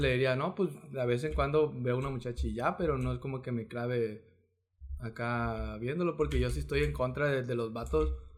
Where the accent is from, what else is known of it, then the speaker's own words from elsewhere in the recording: Mexico; porque somos mexicanos